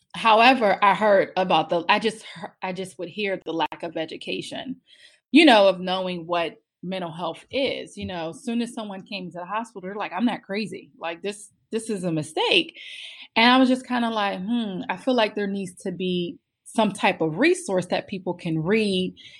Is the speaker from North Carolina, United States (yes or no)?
no; Pittsburgh, Pennsylvania, United States; moved away as an adult; now in Maryland, United States; I'm originally from Pittsburgh